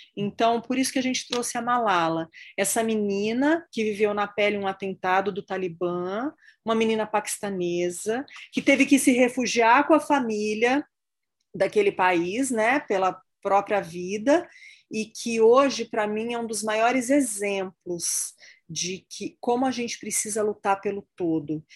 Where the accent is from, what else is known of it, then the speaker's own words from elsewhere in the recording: Brazil; also born or lived in United States; Estou nos Estados Unidos nesse momento, mas enfim, como brasileira